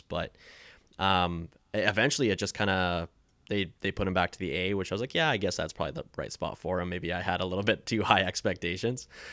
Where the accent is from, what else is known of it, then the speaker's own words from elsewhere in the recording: Maple Ridge, British Columbia, Canada; I'm from Maple Ridge